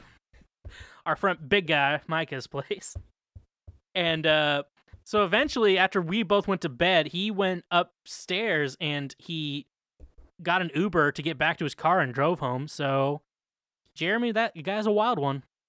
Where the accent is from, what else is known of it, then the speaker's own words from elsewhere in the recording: Midwest, United States; I'm from the Midwest